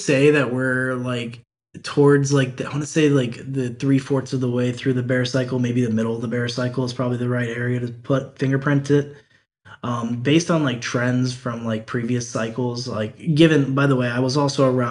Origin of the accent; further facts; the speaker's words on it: Cleveland, Ohio, United States; I'm from Cleveland, Ohio